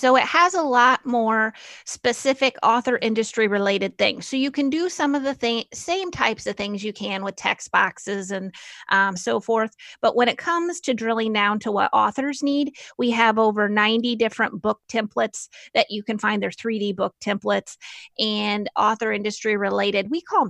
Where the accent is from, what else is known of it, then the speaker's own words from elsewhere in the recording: Normal, Illinois, United States; Well, we're so desensitized, I think, to saying that we're from Normal.